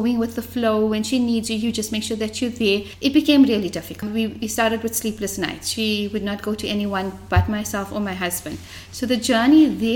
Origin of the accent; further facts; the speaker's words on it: Johannesburg, Gauteng, South Africa; moved away as an adult; now in Durban, South Africa; I was born and brought up in Fordsburg, the heart of Johannesburg